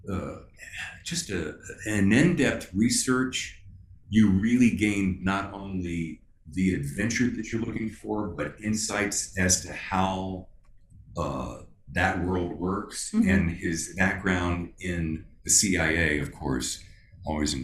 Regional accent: the Carolinas, United States; growing up in the Carolinas

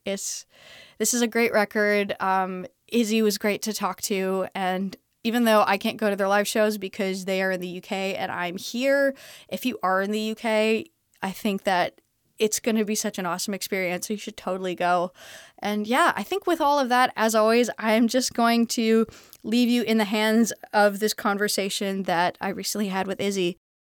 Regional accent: Canada; also born or lived in Texas; now in Los Angeles, United States; I'm Canadian.

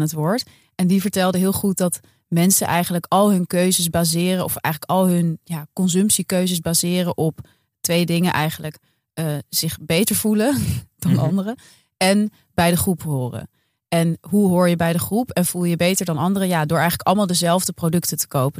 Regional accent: Amsterdam, North Holland, Netherlands; wij eh, lopen als Amsterdammers

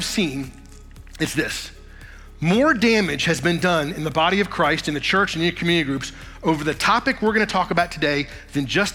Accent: Woodbridge, Virginia, United States; I was raised in Virginia, specifically in Northern Virginia, suburb of Washington, D.C., a little town called Woodbridge

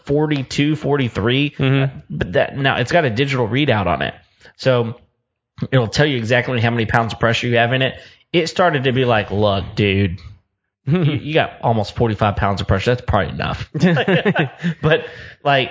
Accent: Texas, United States; We're from Texas

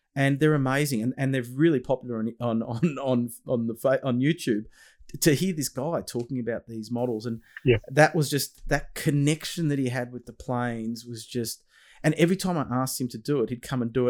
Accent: Australia; your Australian father

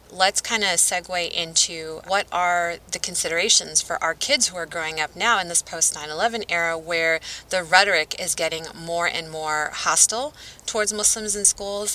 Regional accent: Southwest, United States; I'm from the Southwest

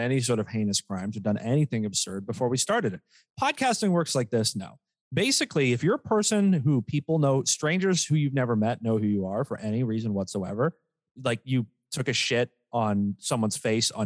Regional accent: Canada; we're Canadian

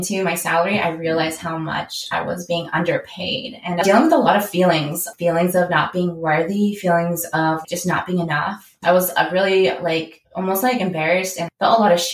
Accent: San Diego, California, United States; also born or lived in Davis, California; I'm originally from San Diego

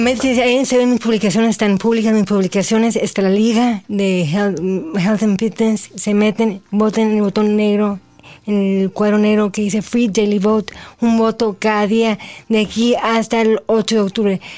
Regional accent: Mexico; soy la primera mexicana en llevar eh, el nombre de México muy en alto

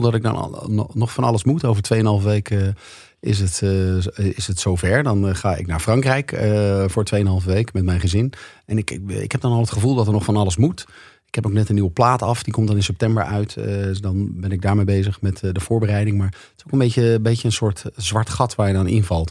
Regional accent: Leusden, Utrecht, Netherlands; mijn ouderlijke huis, waar ik ben opgegroeid

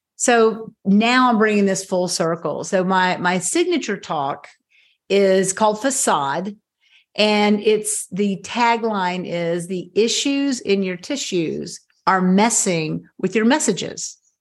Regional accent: Knoxville, Tennessee, United States; moved away as an adult; also born or lived in South Carolina; I moved back to my hometown of Knoxville, Tennessee

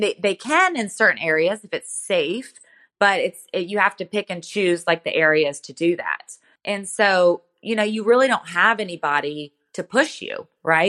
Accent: United States; growing up in America

